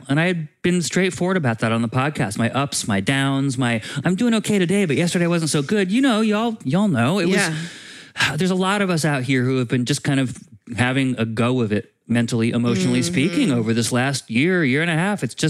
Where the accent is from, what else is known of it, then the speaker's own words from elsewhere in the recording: East Coast, United States; moved away; I'm from the East Coast